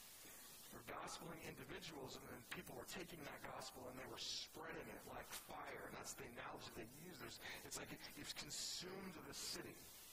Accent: California, United States; I'm from California, right? So a lot of fires just start because somebody's smoking a cigarette in their car and they just flip it out the window.

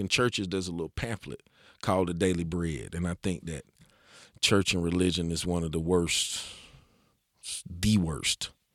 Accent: Asheville, North Carolina, United States; growing up in West Asheville, there was no opportunities for me as a young man

